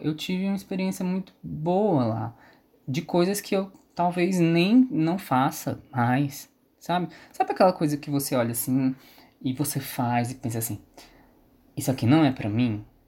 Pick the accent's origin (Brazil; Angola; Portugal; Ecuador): Brazil; São Benedito, Ceará; also born or lived in Sobral / Fortaleza; E, e aí eu saí de Sobral, vim para São Benedito